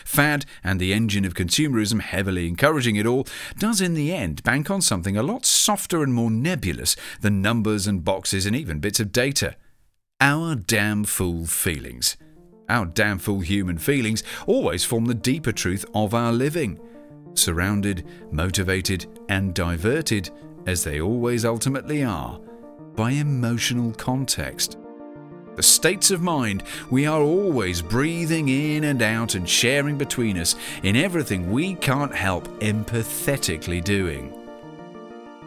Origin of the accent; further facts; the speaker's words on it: United Kingdom; my home country of the UK